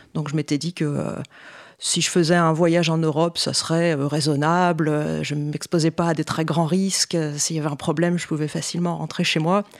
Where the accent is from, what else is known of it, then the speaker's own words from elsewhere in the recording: Paris, Île-de-France, France; also born or lived in Montpellier / Toronto, Canada; j'ai grandi à Paris